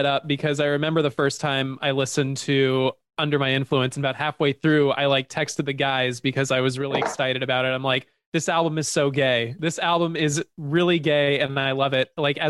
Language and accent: English; Santa Barbara, California, United States; We're all from Santa Barbara. We all went to school there.